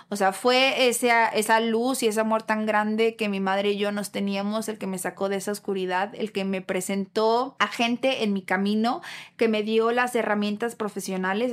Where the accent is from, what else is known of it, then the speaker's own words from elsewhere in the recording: Guadalajara, Jalisco, Mexico; Yo nací y crecí en Guadalajara